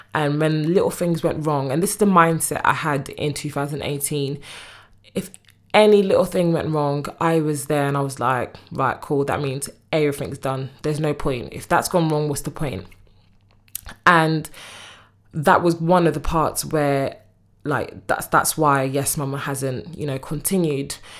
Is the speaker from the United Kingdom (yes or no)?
yes; United Kingdom; also born or lived in Congo; I'm from the U K